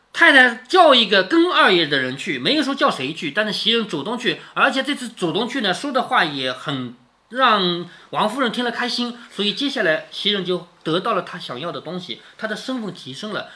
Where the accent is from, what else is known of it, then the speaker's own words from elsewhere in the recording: China; 我们中国人是不雕刻的